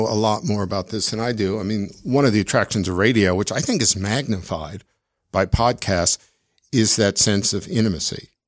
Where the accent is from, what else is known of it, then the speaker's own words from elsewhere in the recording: Washington, District of Columbia, United States; moved away as an adult; also born or lived in Chicago, Illinois / Evanston, Illinois / Edinburgh, Scotland; now in Salt Lake City, United States; my dad got transferred to D.C. when I was very young, just a few months old. So essentially, I grew up in D.C